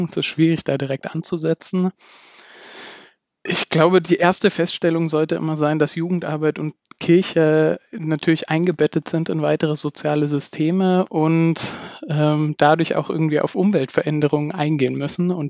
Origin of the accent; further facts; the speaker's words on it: Bavaria, Germany; Ich komme ursprünglich aus dem Dekanatsbezirk Aldorf in Bayern äh, bei Nürnberg.